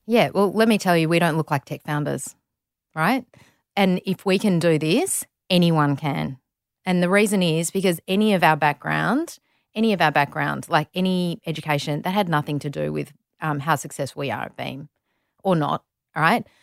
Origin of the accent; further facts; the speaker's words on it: Melbourne, Victoria, Australia; also born or lived in Saudi Arabia; we're both from Melbourne. So, grew up in Melbourne